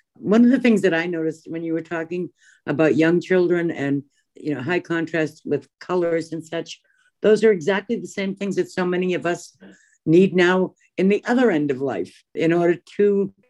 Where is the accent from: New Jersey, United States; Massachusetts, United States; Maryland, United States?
Massachusetts, United States; Boston; moved away; I'm originally from Boston